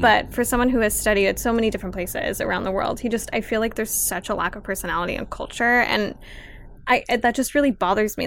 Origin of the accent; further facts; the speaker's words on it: Los Angeles, California, United States; I'm from Pacoima. I grew up around a lot of street art and graffiti